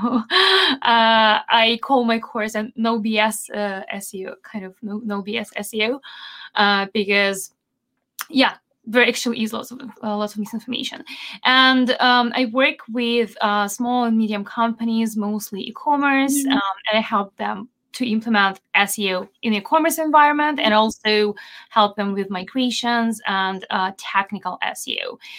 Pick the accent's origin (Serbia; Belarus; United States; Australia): Belarus; first language Belarusian; English is a second language; my accent is kind of non-existent because it's not over a particular country. I've learned a lot about phonetics and all the stuff, but my language, regional language, is Belarusian and Russian.